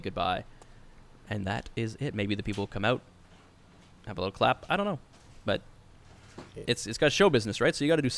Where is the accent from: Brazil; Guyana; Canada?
Canada; also born or lived in Scotland; I'm from Canada